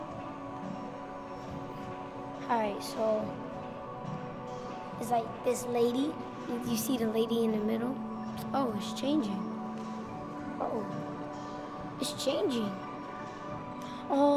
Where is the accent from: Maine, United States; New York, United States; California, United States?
New York, United States; New York City; I'm 10 years old, and I'm from Brooklyn, New York